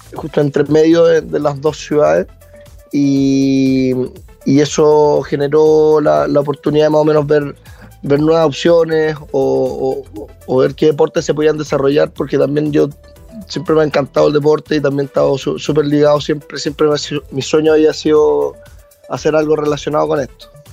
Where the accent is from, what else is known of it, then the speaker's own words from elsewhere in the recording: southern Chile, Chile; also born or lived in Viña del Mar, Chile / Santiago, Chile; Yo nací en Viña, pero, pero rápidamente mi familia, o sea, por parte de mi mamá es de Munco y, y, me vine a ir con ella desde muy temprano, ocho meses, un año, por ahí.